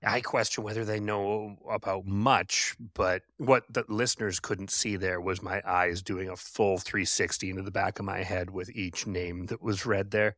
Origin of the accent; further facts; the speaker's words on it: Canada; I'm Canadian